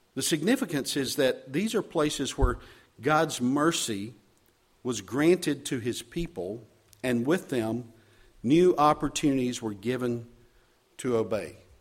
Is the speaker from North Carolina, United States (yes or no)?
yes; Charlotte, North Carolina, United States; moved away; also born or lived in Chicagoland; serving as pastor in Charlotte, my hometown.